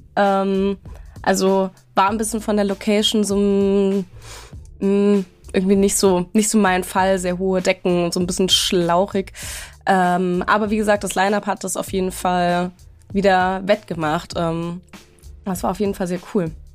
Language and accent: German; Stuttgart, Baden-Württemberg, Germany; moved away; ich bin äh, in meine Heimat gefahren, nach Baden-Württemberg, äh, genauer gesagt nach Stuttgart